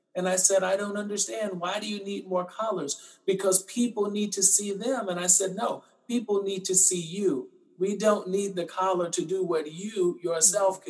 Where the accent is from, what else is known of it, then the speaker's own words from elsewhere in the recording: Mobile, Alabama, United States; now in Austin, United States; I'm originally from Mobile, Alabama